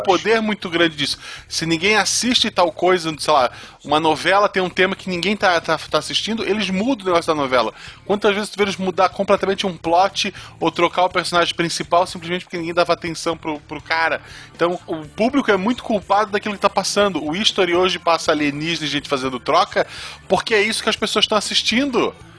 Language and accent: Portuguese; Florianópolis, Santa Catarina, Brazil; Florianópolis não é Desterro, sou de Desterro